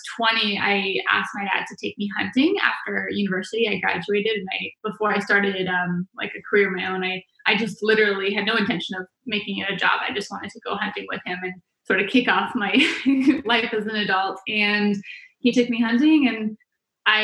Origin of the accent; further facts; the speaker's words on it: Vancouver Island, British Columbia, Canada; moved away as an adult; now in United States; Born and raised in Vancouver Island